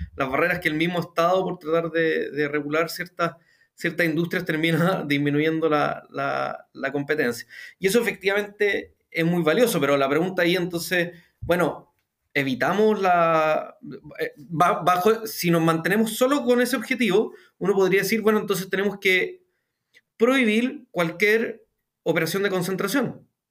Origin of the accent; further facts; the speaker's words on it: Chile; en Chile hablaríamos del pie